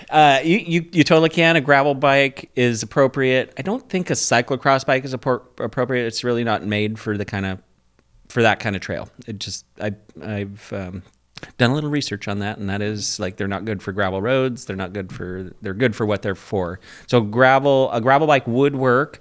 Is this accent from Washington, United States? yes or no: yes; Port Angeles, Washington, United States; I'm from Port Angeles